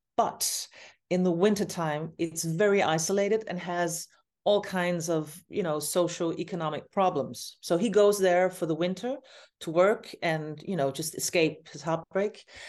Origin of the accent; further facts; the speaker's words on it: Copenhagen, Capital Region of Denmark, Denmark; my hometown, Copenhagen, where I am right now.